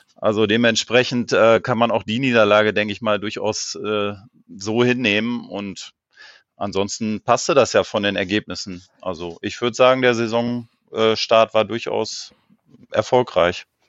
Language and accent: German; Rheine, North Rhine-Westphalia, Germany; ich komme aus Rheine, das liegt äh, bei Münster.